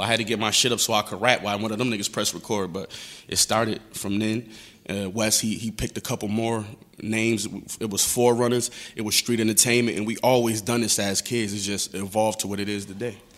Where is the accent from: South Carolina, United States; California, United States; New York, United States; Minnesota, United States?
New York, United States; Buffalo; I'm from Buffalo, New York, East Side